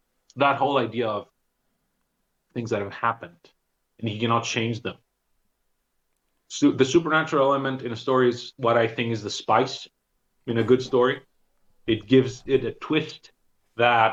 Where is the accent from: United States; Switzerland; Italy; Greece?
Greece; also born or lived in Thessaloniki; growing up in Greece